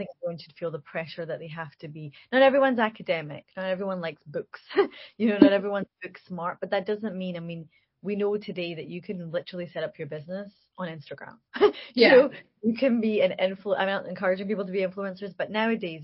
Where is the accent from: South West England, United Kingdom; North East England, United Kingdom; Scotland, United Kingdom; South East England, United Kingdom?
Scotland, United Kingdom; Glasgow; a young woman from Glasgow